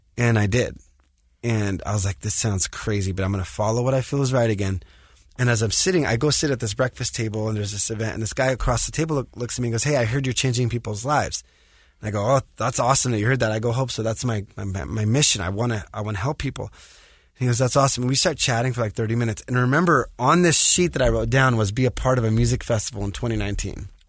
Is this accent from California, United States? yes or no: yes; Los Angeles, California, United States; I grew up in the States, in L